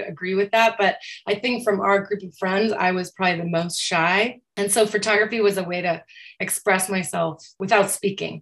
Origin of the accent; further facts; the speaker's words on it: Aurora, Colorado, United States; I grew up in Aurora, which is a gigantic suburb of Denver, Colorado